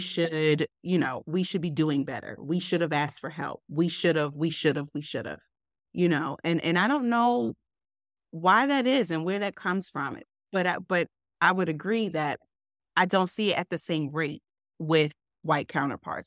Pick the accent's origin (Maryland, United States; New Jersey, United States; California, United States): Maryland, United States; Baltimore; moved away; I grew up in Baltimore, and I was still living in Baltimore around the time of Freddie Gray